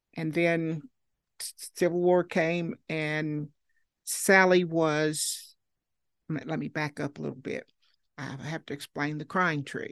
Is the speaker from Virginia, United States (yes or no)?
yes; Marion, Virginia, United States; I was born in Marion, Virginia, and, uh, went to school there